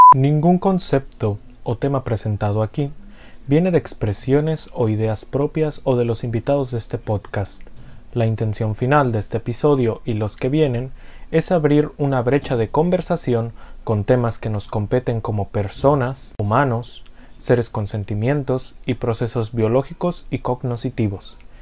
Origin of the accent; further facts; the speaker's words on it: Mexico; Para nosotros como mexicanos